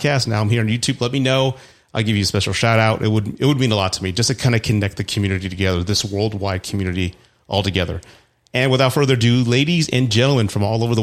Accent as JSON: {"language": "English", "region": "Texas", "country": "United States", "tie": "born or raised there", "said": "in Texas, which is my home state"}